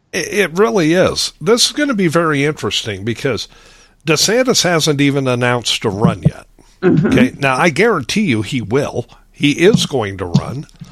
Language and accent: English; Lincoln, Nebraska, United States; moved away as an adult; also born or lived in Phoenix, Arizona / Grand Canyon / Valentine, Nebraska; I grew up in Lincoln, Nebraska, 230 some thousand at the time